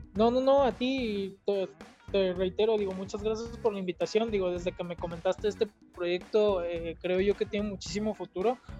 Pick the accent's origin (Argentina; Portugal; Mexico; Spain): Mexico; nos falta como mexicanos